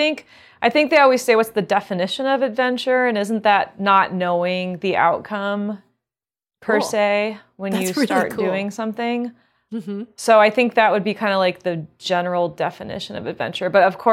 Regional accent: Maryland, United States; also born or lived in Illinois / New Jersey; And then I finished growing up in Maryland.

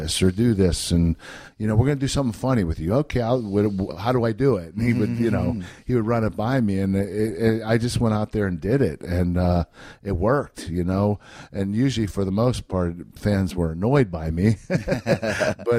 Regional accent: Pittsburgh, Pennsylvania, United States; This is Pittsburgh. This is where I'm from

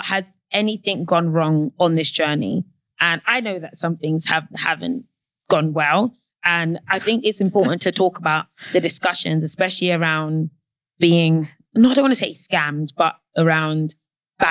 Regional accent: London, United Kingdom; I'm from South London

